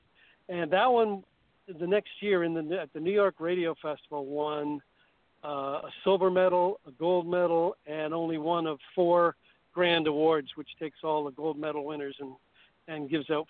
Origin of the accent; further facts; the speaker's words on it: Edmonton, Alberta, Canada; moved away; I grew up partially in Edmonton, Alberta, which is way up there in the West.